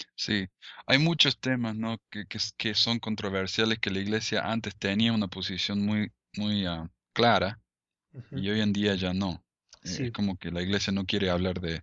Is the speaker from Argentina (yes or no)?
yes; Argentina; now in United States; yo soy de, Argentina, ¿no? De descendencia árabe